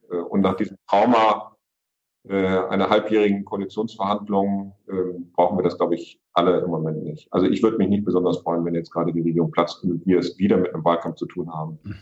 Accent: Hamburg, Germany; Das kann ich auch als Hamburger sagen

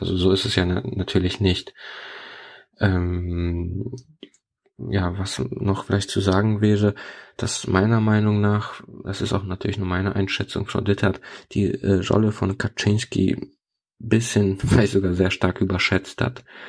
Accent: Poland; first language Polish; German is a second language; moved away; Ich bin in Polen aufgewachsen

